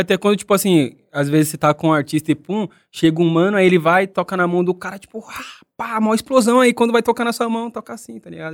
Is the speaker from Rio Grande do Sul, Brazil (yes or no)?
no; São Paulo, Brazil; eu sou da cidade de Tiradentes